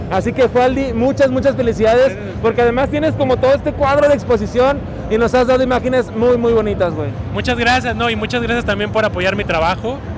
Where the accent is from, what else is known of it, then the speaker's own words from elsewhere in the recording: Mexico; empezar a crear personajes que con nosotros como mexicanos o como latinos podamos arraigar